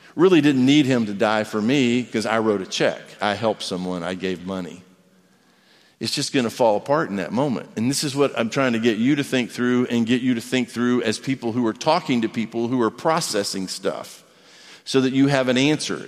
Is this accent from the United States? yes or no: yes; United States; I'm an American